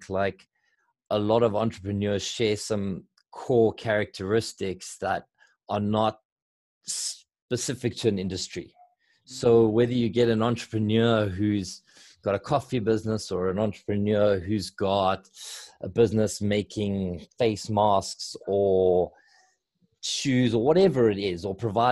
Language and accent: English; South Africa